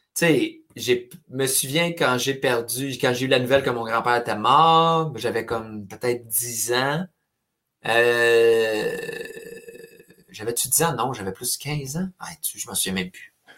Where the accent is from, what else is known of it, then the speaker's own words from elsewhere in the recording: Trois-Rivières, Quebec, Canada; first language French; j'ai été élevé à Trois-Rivières